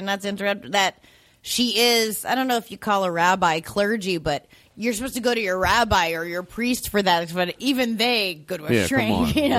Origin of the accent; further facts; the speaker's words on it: New Hampshire, United States; we grew up in New Hampshire and there weren't other Jewish people and it also was very Republican.